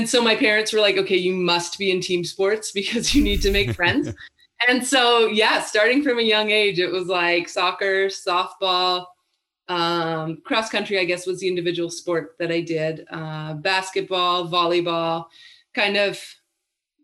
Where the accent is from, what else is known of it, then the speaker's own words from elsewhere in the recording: British Columbia, Canada; moved away as an adult; I did grow up with the Vancouver Grizzlies